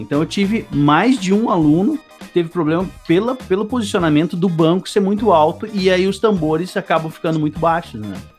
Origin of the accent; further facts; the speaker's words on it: Serra Gaúcha, Rio Grande do Sul, Brazil; also born or lived in Novo Hamburgo / Porto Alegre; now in Cachoeirinha, Brazil; Nasci em Novo Hamburgo, fui criado na Serra Gaúcha e depois vim para Porto Alegre em 2001